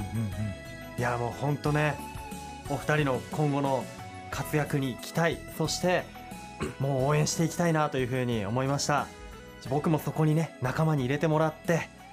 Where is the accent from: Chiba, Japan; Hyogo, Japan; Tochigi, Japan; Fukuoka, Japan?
Tochigi, Japan; Utsunomiya; 僕もやっぱり宇都宮出身